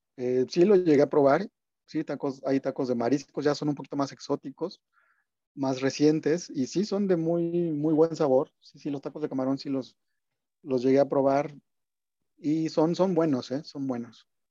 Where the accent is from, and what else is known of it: Mexico